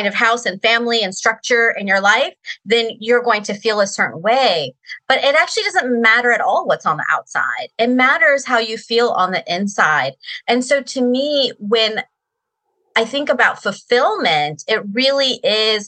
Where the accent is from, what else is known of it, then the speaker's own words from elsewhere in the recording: Sterling, Virginia, United States; also born or lived in Reston, Virginia; I grew up in Virginia too